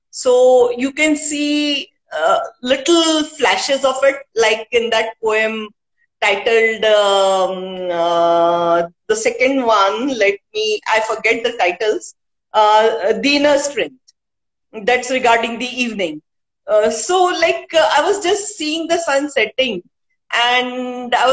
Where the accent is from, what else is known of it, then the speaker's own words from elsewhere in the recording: India; first language Hindi; English is a second language; initially, I couldn't write in Hindi, though Hindi is my mother tongue.